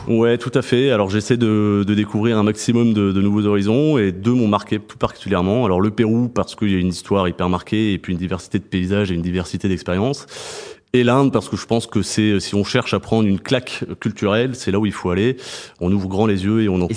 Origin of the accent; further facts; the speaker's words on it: Montpellier, Occitania, France; moved away; also born or lived in Reims; je suis né à Reims, mais j'ai grandi à Montpellier et j'ai grandi dans les vignes du Pic Saint-Loup